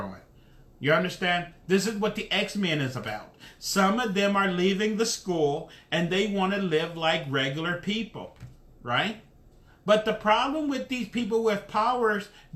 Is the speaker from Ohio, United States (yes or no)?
yes; Dayton, Ohio, United States; moved away; When I'm from Dayton, Ohio. When I was in Dayton, Ohio, I left Dayton, Ohio in 1980. In Dayton, Ohio, when I was growing up, it was just black and white